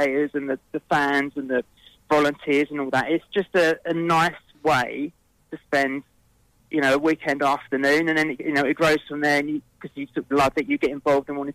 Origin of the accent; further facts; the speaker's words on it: London, United Kingdom; accent: South London; my accent is South London